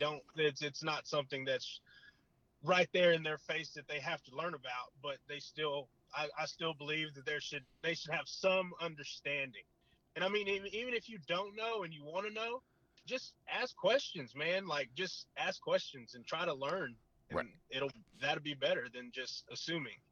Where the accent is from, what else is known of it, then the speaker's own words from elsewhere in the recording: South Texas, United States; now in Bryan, United States; my hometown